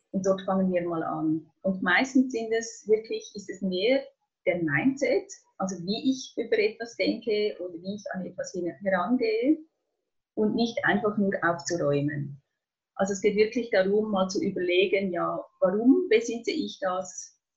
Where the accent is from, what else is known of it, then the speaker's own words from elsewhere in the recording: Switzerland; wie ihr hört, ich komme aus der Schweiz.